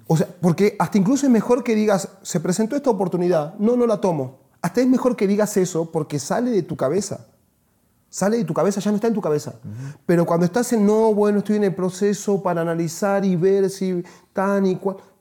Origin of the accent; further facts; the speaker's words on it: Salta, Argentina; moved away as an adult; Yo nací en Salta, que es una ciudad al norte de Argentina, pero a los 19 años me fui de ahí y jamás volví